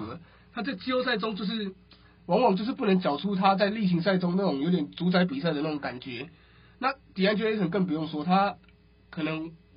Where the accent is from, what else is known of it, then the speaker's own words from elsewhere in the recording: Taiwan; 我们台湾人